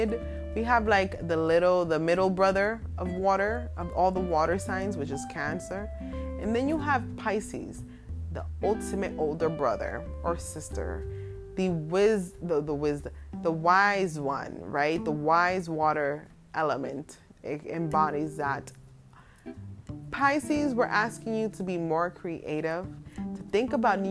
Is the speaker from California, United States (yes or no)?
no; New York City, New York, United States; also born or lived in Williamsburg, Brooklyn; I'm in Brooklyn right now, but I'm from the Bronx